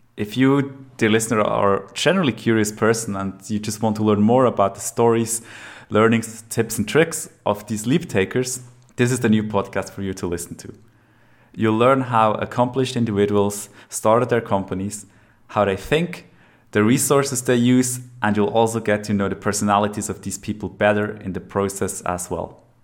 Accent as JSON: {"language": "English", "region": "Lucerne", "country": "Switzerland", "tie": "born or raised there", "moved": "yes", "lives_now": "Zurich, Switzerland", "said": "I am from Switzerland, born in Lucerne, live in Zurich now"}